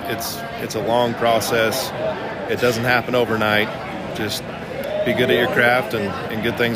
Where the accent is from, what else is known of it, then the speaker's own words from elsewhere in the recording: Burley, Idaho, United States; I booked my hometown rodeo in Burley, Idaho this year at the convention